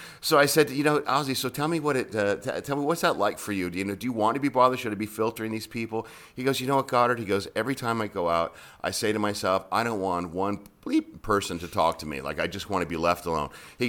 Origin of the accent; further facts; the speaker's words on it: California, United States; now in Las Vegas, United States; I went to UNLV. Discovered something called gambling, and I got sent back to California. and then I moved here permanently from California in 2003 to make this my full-time home.